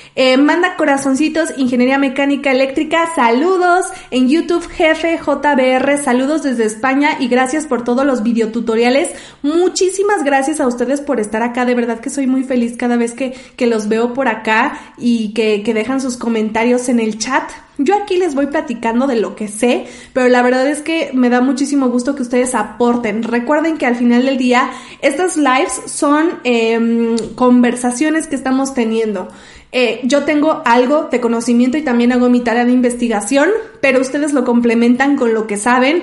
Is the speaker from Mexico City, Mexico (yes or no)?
yes; Mexico City, Mexico; Soy de la Ciudad de México y aquí vivo